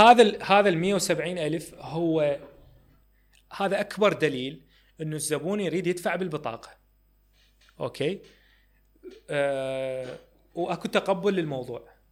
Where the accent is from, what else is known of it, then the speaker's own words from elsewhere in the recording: Iraq; ما عندي يعني اكثر من جنسيه الله وكيلك هي بس يعني هي بس جنسيه عراقيه